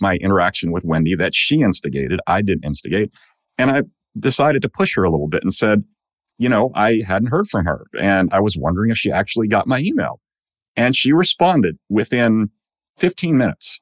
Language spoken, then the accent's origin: English; Long Island, New York, United States; moved away as an adult; also born or lived in Illinois; now in North Carolina, United States; I'm a native of New York. I grew up mostly on Long Island.